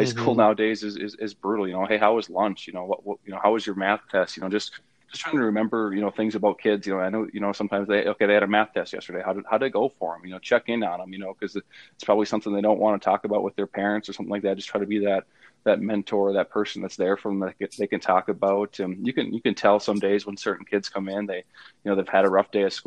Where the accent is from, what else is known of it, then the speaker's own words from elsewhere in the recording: Northfield, Minnesota, United States; moved away as an adult; now in Fargo, United States; I'm from the cities area. I'm from Northfield, Minnesota, just about 30 miles south of St. Paul. So it was, you know, that was kind of home for me